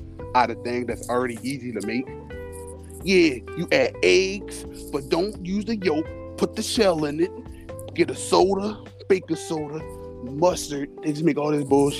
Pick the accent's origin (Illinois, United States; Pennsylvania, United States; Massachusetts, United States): Pennsylvania, United States; Philadelphia; I'm from Philadelphia, PA